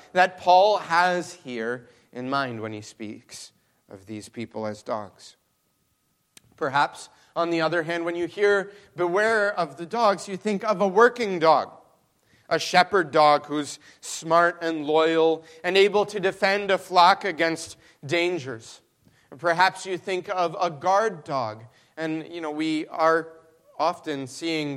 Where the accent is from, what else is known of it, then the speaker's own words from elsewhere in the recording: Mexico; now in Michigan, United States; I grew up in Mexico